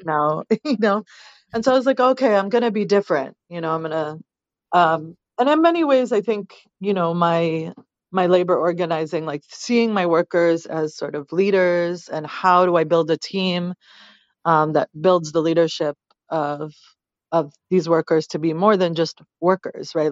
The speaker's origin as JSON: {"language": "English", "country": "United States", "tie": "born or raised there", "said": "I was a kid from America, and I didn't have the memories in that homeland that my parents did"}